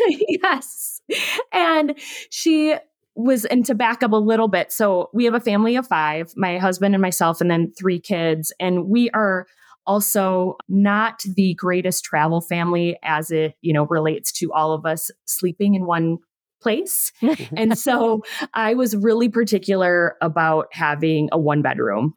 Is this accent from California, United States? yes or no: no; Minnesota, United States; I'm from the Midwest. Both Angie and I are Minnesotans.